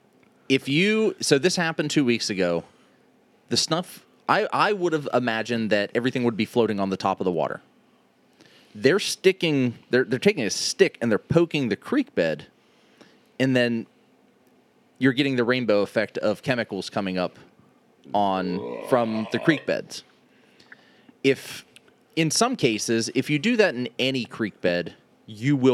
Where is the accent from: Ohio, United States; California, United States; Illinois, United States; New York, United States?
Ohio, United States; Youngstown area; I'm from that area.